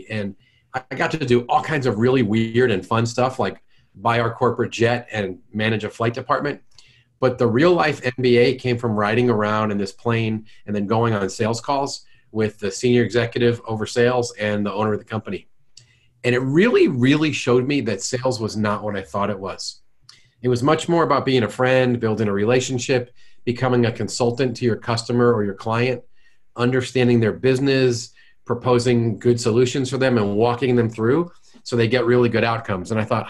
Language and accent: English; New York, United States; now in St. Louis, United States; I'm from New York and I've lost most of my jerk and most of my accent.